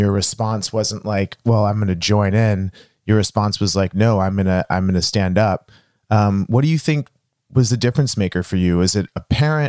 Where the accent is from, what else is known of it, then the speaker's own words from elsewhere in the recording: Dallas, Texas, United States; I'm from Dallas, Texas